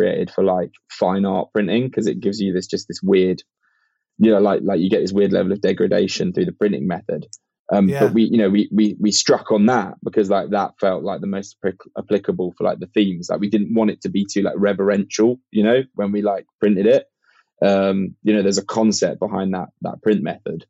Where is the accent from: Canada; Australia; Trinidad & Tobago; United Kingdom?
United Kingdom; I have got Irish heritage myself, but like I'm a Brit